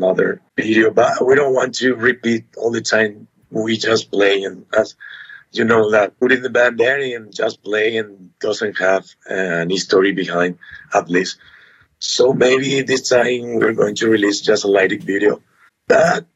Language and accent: English; Asunción, Paraguay; So we are from Asunción, Paraguay